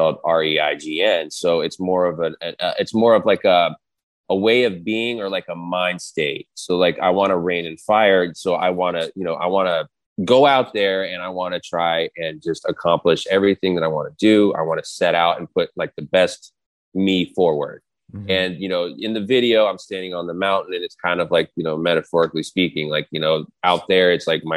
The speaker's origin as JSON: {"language": "English", "town": "Denver", "region": "Colorado", "country": "United States", "tie": "born or raised there", "moved": "yes", "said": "I was born in Denver."}